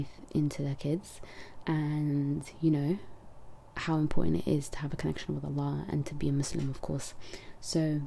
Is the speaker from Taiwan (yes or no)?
no; London, United Kingdom; also born or lived in Netherlands; I'm from London